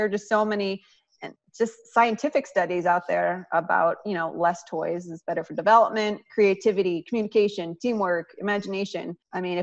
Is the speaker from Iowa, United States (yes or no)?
yes; Iowa, United States; moved away; my home state of Iowa